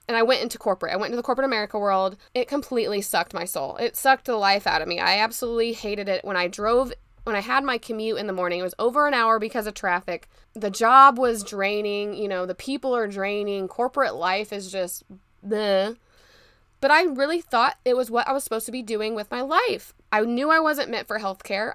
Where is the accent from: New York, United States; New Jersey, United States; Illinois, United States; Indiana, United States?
Indiana, United States; Indianapolis; pharmacy school back in my hometown at Butler University